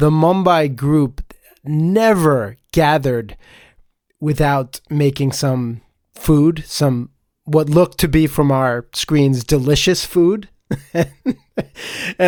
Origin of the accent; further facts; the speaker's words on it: Connecticut, United States; I didn't grow up in Staten Island. I grew up in Connecticut